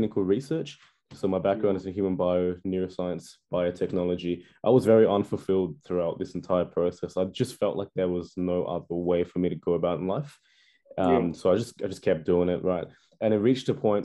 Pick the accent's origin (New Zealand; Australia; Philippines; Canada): Australia; Perth, Western Australia; I'm from Australia. I'm from Perth, Western Australia.